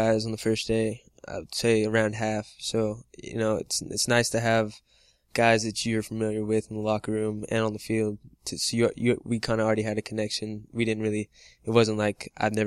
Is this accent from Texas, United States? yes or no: yes; Texas, United States; I'm from Texas.